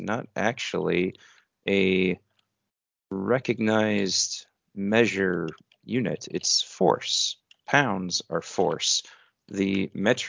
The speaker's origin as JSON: {"language": "English", "country": "United States"}